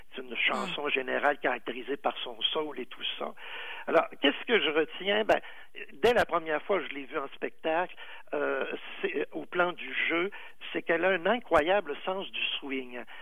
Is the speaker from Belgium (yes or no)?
no; Quebec, Canada; chez nous au Québec